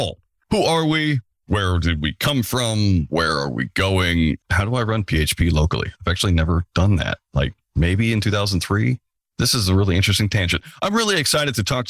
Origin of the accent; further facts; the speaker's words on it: United States; I'm American